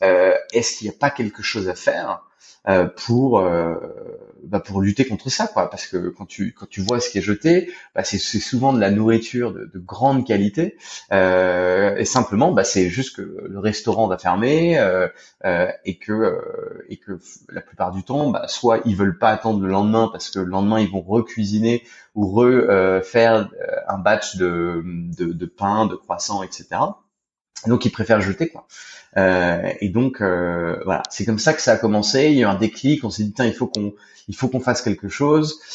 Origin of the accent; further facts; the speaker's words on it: France; moved away as an adult; also born or lived in Spain; now in Thailand; je suis français. ça fait à peu près une dizaine d'années que je suis expatrié.